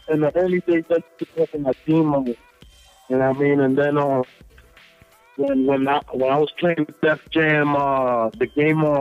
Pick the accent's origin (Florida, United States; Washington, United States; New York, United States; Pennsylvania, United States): New York, United States; New York City; I'm proud to come from Brooklyn